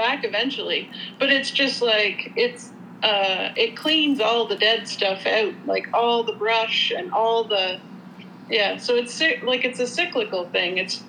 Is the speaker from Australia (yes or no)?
no; Canada; I'm Canadian